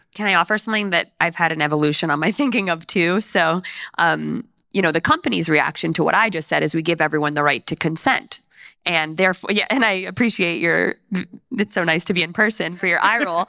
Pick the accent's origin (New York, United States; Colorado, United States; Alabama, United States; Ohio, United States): New York, United States; I'm from New York, and my parents went to Queens College